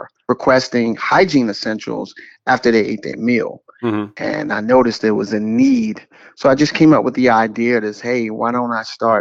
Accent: New York City, New York, United States; also born or lived in Washington, D.C.; now in Atlanta, United States; I'm originally from Brooklyn, New York.

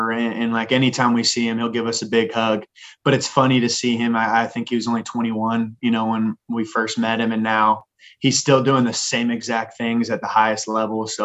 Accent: Phoenix, Arizona, United States; born there; I was born in Phoenix, Arizona when he was at ASU with Bill Frieder.

